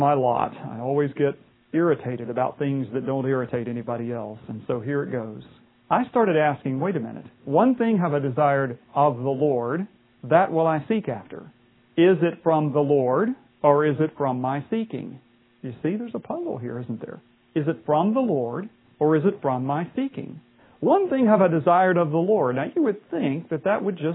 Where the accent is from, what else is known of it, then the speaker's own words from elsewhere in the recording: West Virginia, United States; I grew up in West Virginia